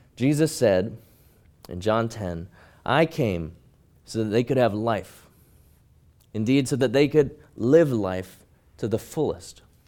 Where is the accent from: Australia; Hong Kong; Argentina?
Hong Kong; But I grew up in Hong Kong, and I was small even by Hong Kong standards